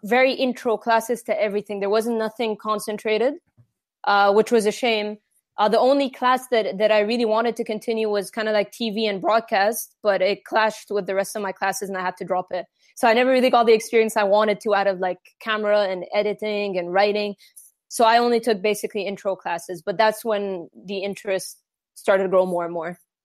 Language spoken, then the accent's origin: English; Egypt; I was born and raised in Egypt